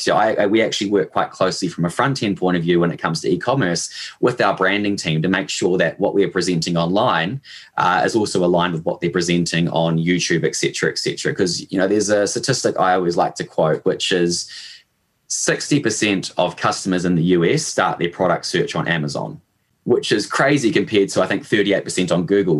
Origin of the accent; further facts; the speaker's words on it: Hamilton, Waikato, New Zealand; as you probably picked up from my accent, uh, I am born and raised in New Zealand. Um, I did all my schooling and my university here. I'm initially from sort of Hamilton, which is in the central North Island